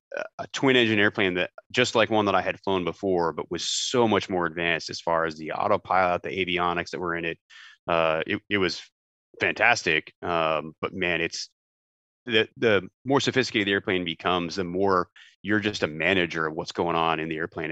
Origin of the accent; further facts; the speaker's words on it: just outside of Toronto, Ontario, Canada; moved away as an adult; also born or lived in Winnipeg, Canada; I grew up just outside of Toronto